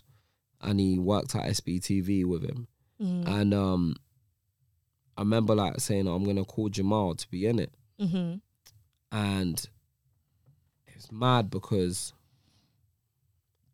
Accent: Nigeria; also born or lived in England; now in United Kingdom; When I was coming from Nigeria

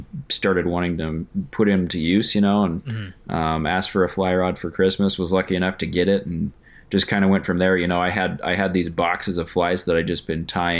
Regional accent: Wyoming, United States; also born or lived in Colorado / Fairbanks, Alaska; now in Anchorage, United States; So I was actually born in Colorado, but when I was 7 or 8, you know, my family moved to Wyoming. So I consider that to be where I grew up

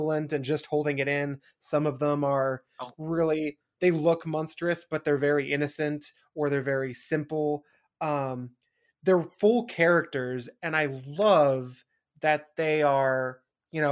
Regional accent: Eastern Washington, United States; when I was growing up in Eastern Washington

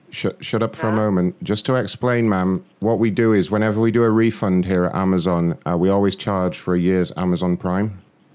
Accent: London, United Kingdom; London, ma'am.

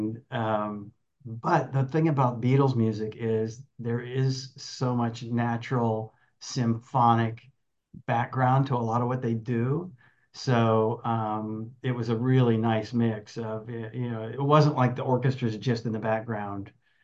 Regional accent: Dayton, Ohio, United States; moved away as an adult; also born or lived in Kalamazoo, Michigan; now in Long Beach, United States; I grew up in the Midwest, grew up in Ohio, Dayton, Ohio area

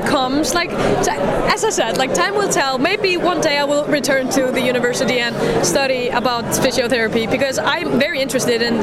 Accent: Kópavogur, Capital Region, Iceland; I'm from Kópavogur. It's next to Reykjavik

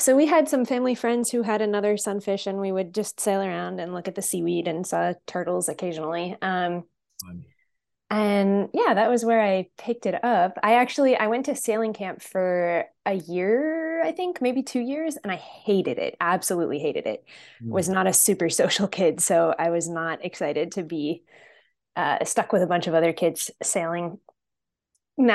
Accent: Connecticut, United States; So I am from Central Connecticut, not super close to the water, but the beach is about an hour away. But I grew up sailing.

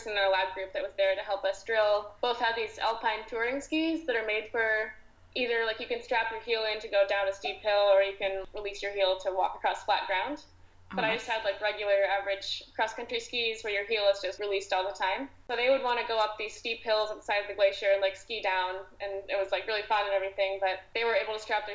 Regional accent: Syracuse, New York, United States; moved away as an adult; now in Houston, United States; my hometown, like around Syracuse

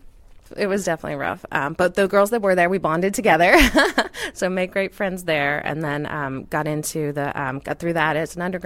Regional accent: Houston, Texas, United States; I grew up in Houston.

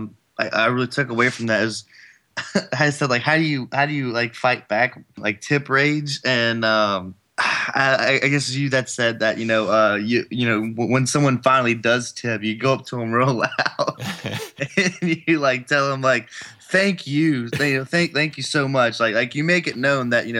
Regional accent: Louisiana, United States; now in Chicago, United States; I'm from Louisiana, and mm-hmm. So now I'm living in Chicago

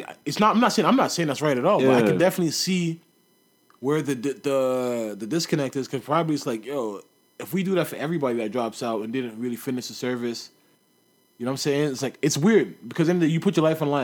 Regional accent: Canada; I'm Canadian.

